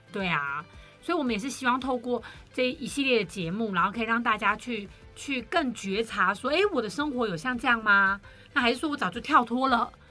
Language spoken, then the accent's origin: Chinese; Taiwan; 我们台湾人